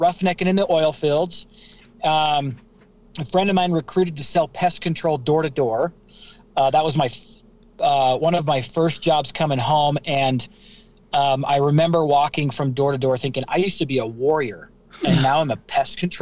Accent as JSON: {"language": "English", "town": "St. George", "region": "Utah", "country": "United States", "tie": "born or raised there", "also_born_or_lived": "Sandy, Utah", "said": "So I'm from St. George, Utah. I was born in Sandy, Utah, raised in St. George."}